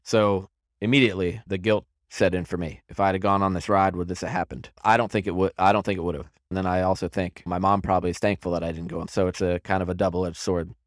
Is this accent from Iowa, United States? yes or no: no; Centreville, Virginia, United States; I was born and raised in Center Row, Virginia in nineteen eighty-three.